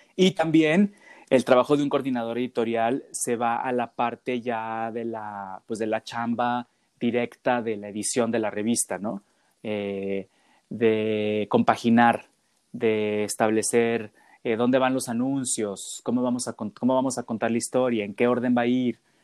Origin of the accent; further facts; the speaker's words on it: Guadalajara, Jalisco, Mexico; soy de Guadalajara